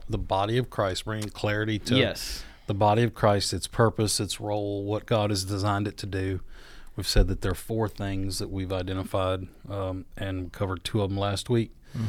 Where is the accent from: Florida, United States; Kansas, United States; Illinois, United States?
Florida, United States; Panama City; born there; I was born in 71 in Panama City, Florida. A lot of people don't know that. My dad was in the Air Force, and I was born there on an Air Force base in Panama City.